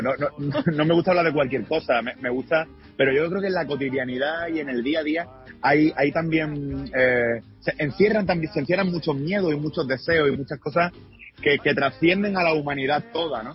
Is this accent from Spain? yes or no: yes; Málaga, Andalusia, Spain; Yo soy de Málaga, es decir, que soy, de Andalucía, del, sur de España